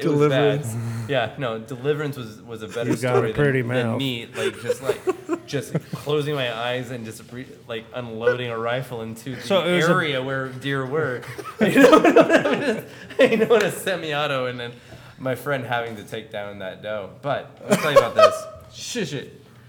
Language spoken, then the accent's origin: English; Clatskanie, Oregon, United States; And I grew up in Clatskanie, Oregon, where...